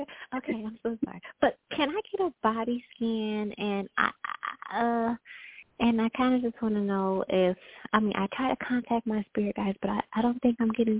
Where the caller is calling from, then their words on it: Selma, Texas, United States; I'm calling from Texas, Selma, Texas.